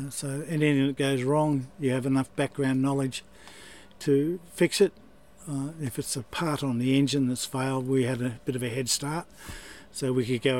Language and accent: English; Sydney, New South Wales, Australia; I was born in Sydney and raised